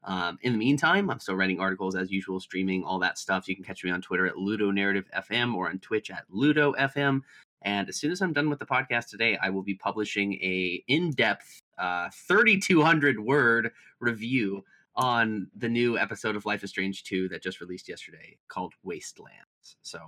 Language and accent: English; England, United Kingdom; Dude, I struggle. I'm an English man.